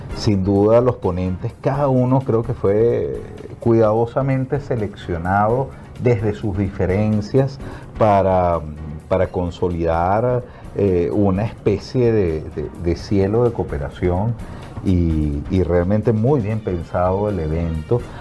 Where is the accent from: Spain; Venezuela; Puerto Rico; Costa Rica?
Venezuela; now in Colombia; yo soy venezolano